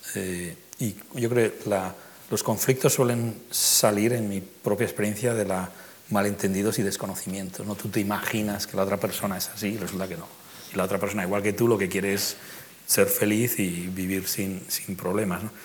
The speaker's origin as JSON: {"language": "Spanish", "town": "Madrid", "region": "Community of Madrid", "country": "Spain", "tie": "born or raised there", "moved": "as an adult", "lives_now": "New York, United States", "said": "madrileño neoyorquino"}